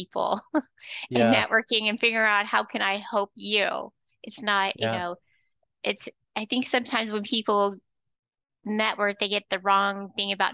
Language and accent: English; Florida, United States; also born or lived in North Georgia; now in Georgia, United States; I'm originally from Florida